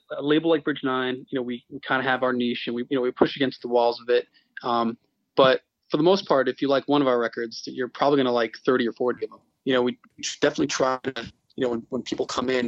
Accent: Glastonbury, Connecticut, United States; moved away as an adult; also born or lived in Boston; I went to high school and grew up in Glastonbury, Connecticut

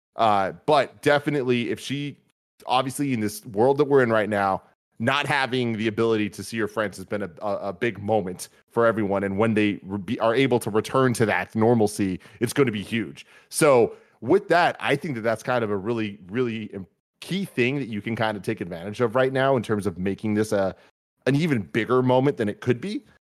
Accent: San Francisco, California, United States; both of us being born and raised in San Francisco

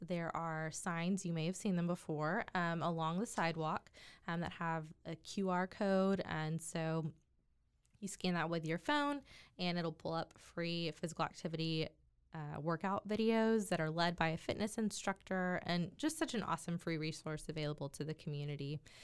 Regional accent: Waco, Texas, United States; born and raised in Waco, Texas

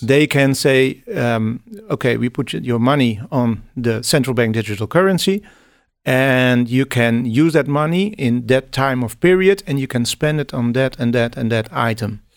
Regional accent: Netherlands; I'm, I'm from the Netherlands

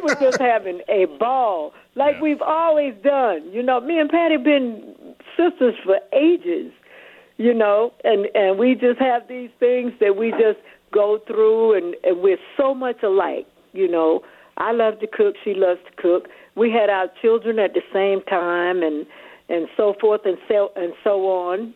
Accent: Atlanta, Georgia, United States; I'm from Atlanta

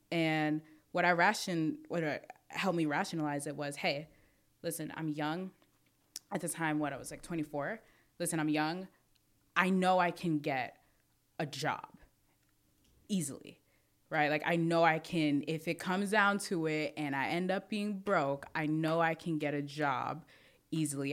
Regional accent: New York City, New York, United States; I'm from Brooklyn

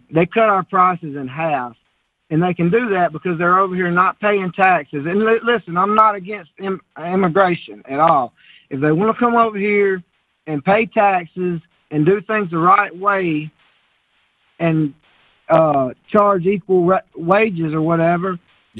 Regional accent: Bama, Alabama, United States; born or raised there

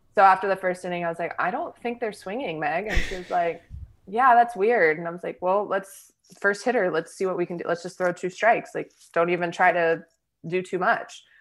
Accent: Texas, United States; I grew up here in Texas

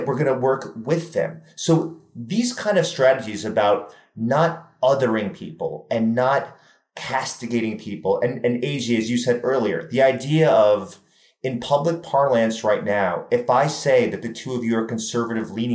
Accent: New York City, New York, United States; I'm from New York City

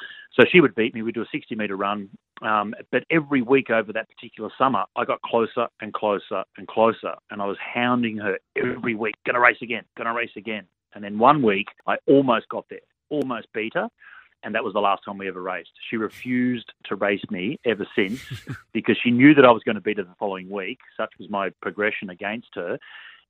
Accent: Gold Coast, Queensland, Australia; growing up on the Gold Coast

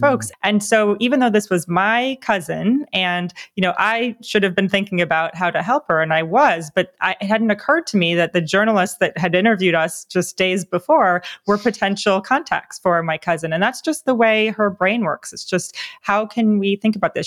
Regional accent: New Jersey, United States; moved away; I grew up on the East Coast as well in New Jersey

